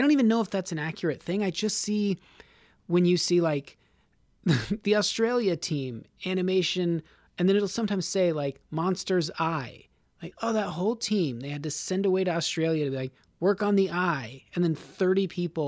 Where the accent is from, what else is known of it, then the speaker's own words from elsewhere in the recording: Nevada, United States; now in Los Angeles, United States; I'm from Nevada